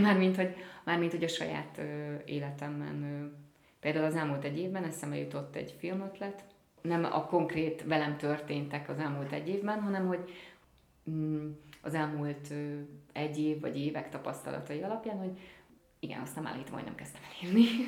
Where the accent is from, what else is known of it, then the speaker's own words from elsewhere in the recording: Hungary; first language Hungarian; én magyar színész vagyok, magyar az anyanyelvem